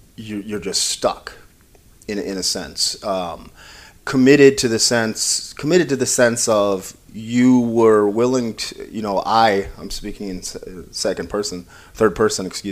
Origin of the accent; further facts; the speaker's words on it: Minnesota, United States; moved away as an adult; now in Detroit, United States; I'm from Minnesota originally, and I grew up in a pretty much all white area